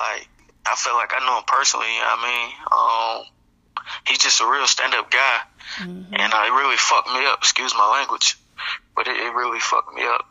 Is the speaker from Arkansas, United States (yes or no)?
yes; Little Rock, Arkansas, United States; now in Alabama, United States; man, and I'm from Little Rock, Arkansas, 501 to the day